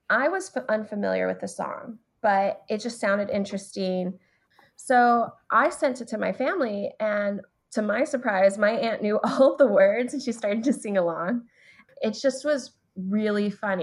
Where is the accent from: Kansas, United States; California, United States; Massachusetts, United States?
California, United States; Southern; now in Washington, D.C., United States; I'm originally from Southern California, and I'm Chicana, Mexican-American